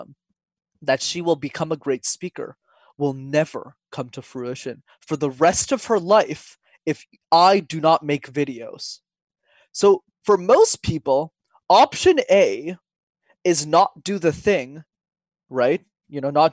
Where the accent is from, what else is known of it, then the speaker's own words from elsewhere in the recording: Montreal, Quebec, Canada; when I was 5 years old, Wesley, I got put into a French school because I'm from Montreal, but I didn't speak a word of French